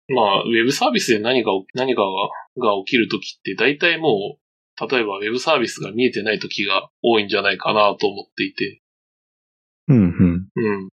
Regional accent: Hokkaido, Japan; その北海道出身なんですよね

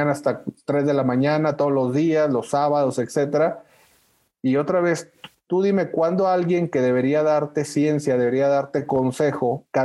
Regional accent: Monterrey, Nuevo León, Mexico; bueno, ya ves, yo soy regio, ¿no? De nacimiento. Eh, y pues me tocó ahí en el regio Chepevera y en Monterrey, eh, donde no nos enseñan tampoco buen inglés

